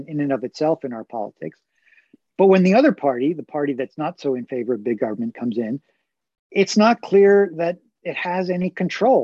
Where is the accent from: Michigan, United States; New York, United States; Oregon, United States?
New York, United States; Long Island; I grew up on Long Island